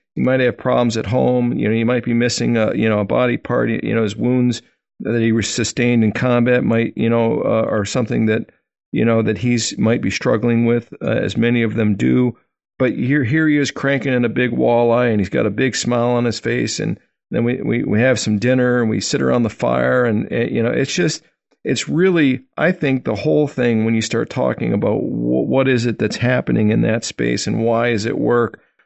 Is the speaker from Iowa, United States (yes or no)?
no; Wisconsin, United States; I grew up in Wisconsin